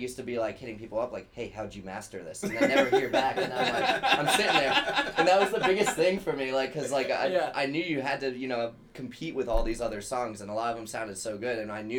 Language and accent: English; Dayton, Ohio, United States; moved away as an adult; now in Chicago, United States; I'm from Dayton, Ohio.